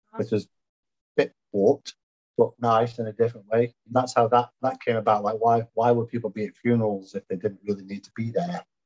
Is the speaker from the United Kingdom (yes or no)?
yes; Stoke-on-Trent, West Midlands, United Kingdom; moved away as an adult; now in Louisville, United States; I was born in Stoke-on-Trent, hence the accent, you could notice. And um, now living in snowy Louisville, Kentucky